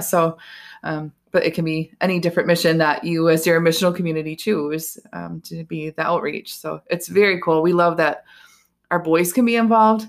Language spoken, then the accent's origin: English; Hudsonville, Michigan, United States; also born or lived in Jenison, Michigan; now in Holland, United States; we grew up in Hudsonville, Jenison, and then when we got married, we stayed